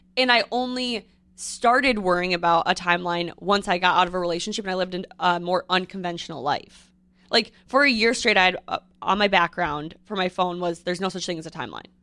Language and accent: English; Midwest, United States; I'm from the Midwest